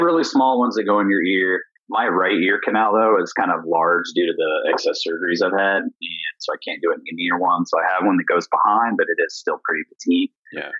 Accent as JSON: {"language": "English", "region": "Indiana", "country": "United States", "moved": "as an adult", "lives_now": "Columbus, United States", "said": "I'm from Indiana"}